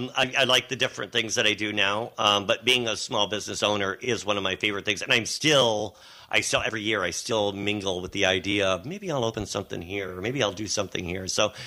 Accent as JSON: {"language": "English", "region": "east side of Michigan", "country": "United States", "tie": "born or raised there", "also_born_or_lived": "Saginaw, Michigan", "moved": "as an adult", "lives_now": "Saugatuck, United States", "said": "I grew up where the sun rises, and now I'm where the sun sets."}